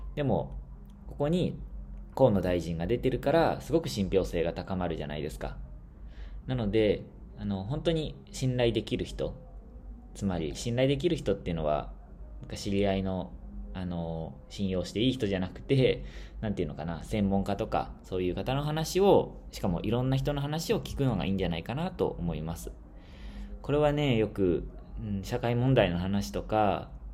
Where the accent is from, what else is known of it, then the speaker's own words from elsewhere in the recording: Shizuoka, Japan; moved away as an adult; also born or lived in Papua New Guinea; now in Tanzania; 僕の出身の静岡市